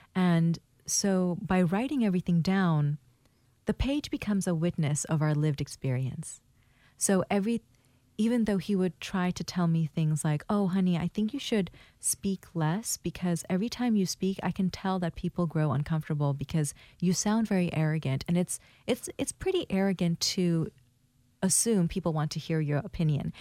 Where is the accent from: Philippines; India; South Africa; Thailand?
Thailand; also born or lived in Bangladesh / Hawaii; now in Portland, United States; I'm from Bangladesh and I was raised in Thailand. I was born in Bangladesh in 1983